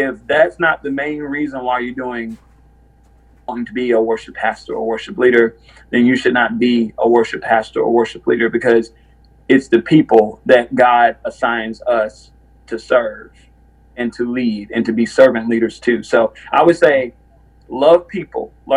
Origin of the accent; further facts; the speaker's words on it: Winston-Salem, North Carolina, United States; I'm from Winston-Salem, North Carolina